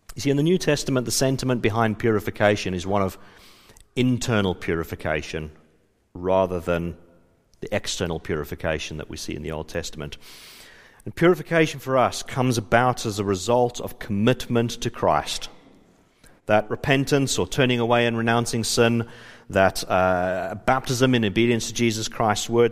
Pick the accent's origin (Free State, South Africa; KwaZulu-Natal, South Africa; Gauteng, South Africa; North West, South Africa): Gauteng, South Africa; Johannesburg; moved away; I was from South Africa. I grew up in Johannesburg.